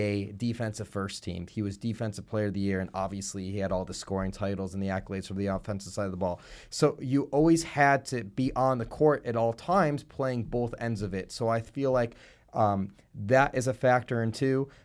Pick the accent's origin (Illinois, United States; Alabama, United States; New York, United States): Illinois, United States; Buffalo Grove; I grew up in Buffalo Grove